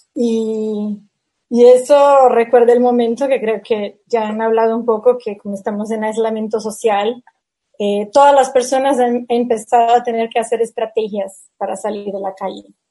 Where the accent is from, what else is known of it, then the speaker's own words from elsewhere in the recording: Brazil; Spanish is a second language; como soy de Brasil